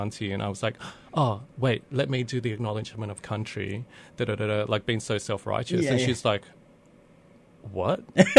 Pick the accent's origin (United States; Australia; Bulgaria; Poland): Australia; accent: Bogan; first language English; I take English for granted because I grew up primarily in it. Yeah. And that's hence my Bogan accent.